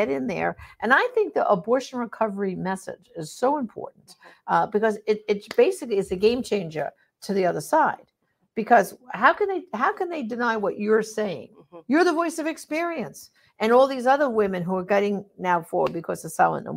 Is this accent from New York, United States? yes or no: yes; New York, United States; moved away; I'm originally, tell by my accent, from New York